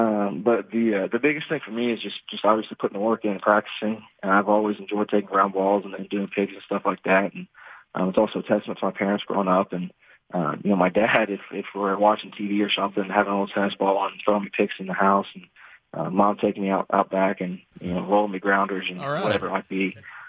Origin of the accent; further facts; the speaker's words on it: Gahanna, Ohio, United States; Yes, sir, Gahanna.